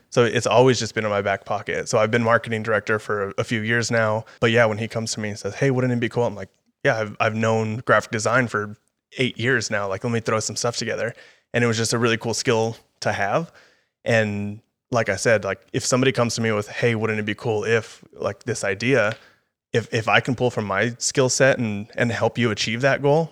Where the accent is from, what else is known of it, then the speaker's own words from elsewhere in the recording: El Paso, Texas, United States; moved away as an adult; now in Austin, United States; I'm gonna stay at U T E P, stay in El Paso